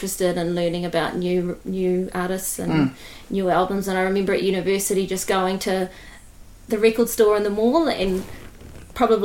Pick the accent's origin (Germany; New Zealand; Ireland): New Zealand; Eketāhuna, Manawatū-Whanganui; also born or lived in London / Christchurch; now in Wellington, New Zealand; I grew up in Ikitahuna.